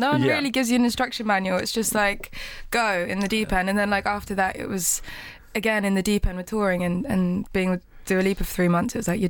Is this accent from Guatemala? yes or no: no; United Kingdom; me being very British